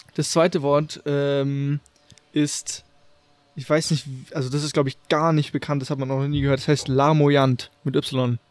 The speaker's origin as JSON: {"language": "German", "town": "Munich", "region": "Bavaria", "country": "Germany", "said": "wir sind ja aus München"}